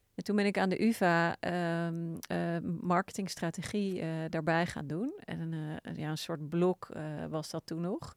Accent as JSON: {"language": "Dutch", "town": "Wassenaar", "region": "South Holland", "country": "Netherlands", "tie": "born or raised there", "said": "ik ben opgegroeid in Wassenaar."}